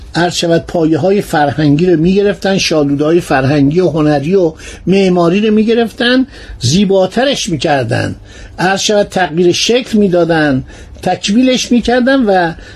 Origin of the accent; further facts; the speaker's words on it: Iran; من یه ایرانی هستم تو این مملکت زندگی کردم